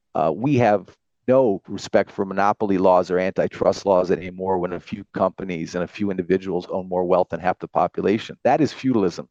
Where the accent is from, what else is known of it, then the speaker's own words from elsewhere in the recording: United States; now in France; I'm an American with German background, I live in France